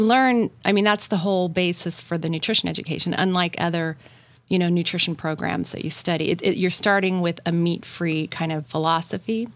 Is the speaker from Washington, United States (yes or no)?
yes; Washington, United States; I grew up in Washington State